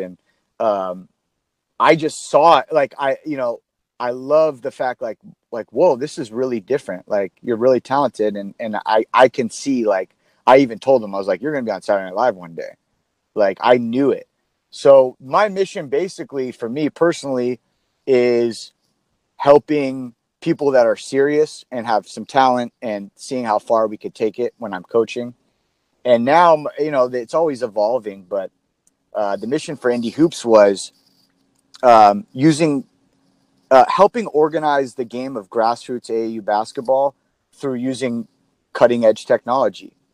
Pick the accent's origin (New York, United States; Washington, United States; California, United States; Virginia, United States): California, United States; San Diego; Born and raised in San Diego